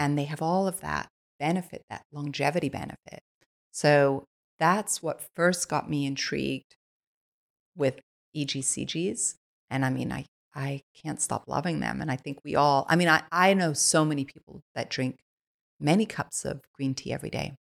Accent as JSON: {"language": "English", "country": "Switzerland", "tie": "born or raised there", "moved": "yes", "said": "I I was born in Switzerland. I was born on a biodynamic farm"}